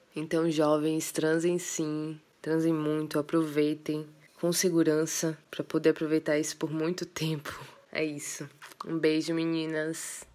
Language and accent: Portuguese; interior of Bahia, Brazil; also born or lived in Salvador, Bahia; sou de Salvador, Bahia, mas cresci no interior. Passei boa parte da minha vida lá, inclusive minha adolescência